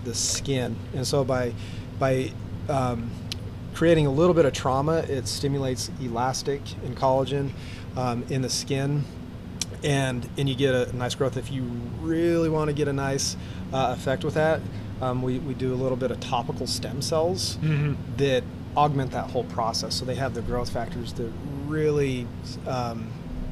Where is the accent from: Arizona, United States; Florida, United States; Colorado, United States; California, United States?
Arizona, United States; I grew up in Arizona